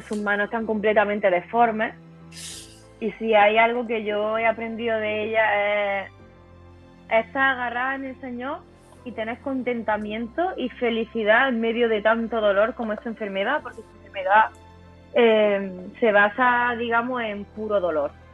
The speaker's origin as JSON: {"language": "Spanish", "region": "southern Spain", "country": "Spain", "tie": "born or raised there", "moved": "as an adult", "lives_now": "Córdoba, Spain", "said": "yo soy del, para que me entendáis, del sur de España, pero yo vivía en, otra, en otra ciudad diferente."}